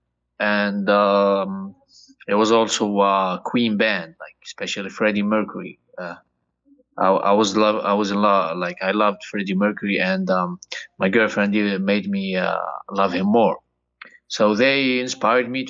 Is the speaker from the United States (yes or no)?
no; Tunisia; moved away; I came all the way from Tunisia. It's a small country in North Africa.